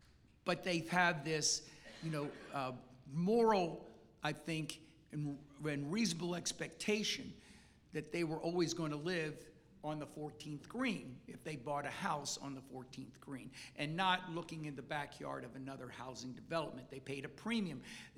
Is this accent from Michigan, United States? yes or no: no; Seminole County, Florida, United States; I grew up in Seminole County. My first house was on Bear Lake Road. My second house my family started making a few dollars and we moved to Rolling Hills.